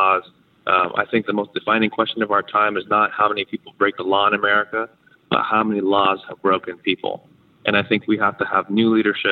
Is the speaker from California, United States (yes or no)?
yes; San Diego, California, United States; I was born in this district that I'm running in. I'm from San Diego